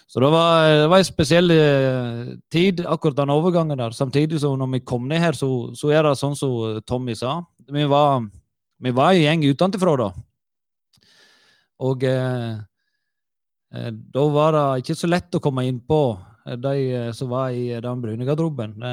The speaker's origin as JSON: {"language": "Norwegian", "town": "Sogndal", "region": "Vestland", "country": "Norway", "moved": "as an adult", "said": "jeg var 22 år, og, og, liksom skal vi flytte fra Sogndal, og der, det er ingen som kan flytte derfra, tenkte vi."}